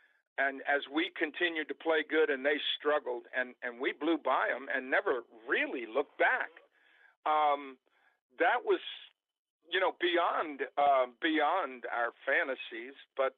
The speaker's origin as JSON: {"language": "English", "town": "Baltimore", "region": "Maryland", "country": "United States", "tie": "born or raised there", "said": "my hometown team, the Baltimore Orioles"}